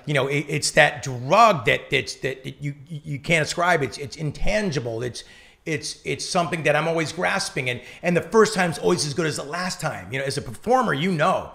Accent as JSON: {"language": "English", "town": "Newport Beach", "region": "California", "country": "United States", "said": "we're from Newport"}